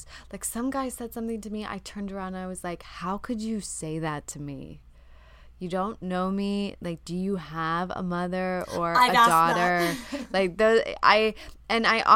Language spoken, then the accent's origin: English; the South, United States; I'm from the South